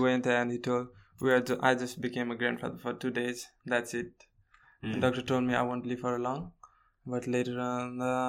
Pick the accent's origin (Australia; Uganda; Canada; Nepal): Nepal; Kathmandu, Bagmati; Yeah, Kathmandu.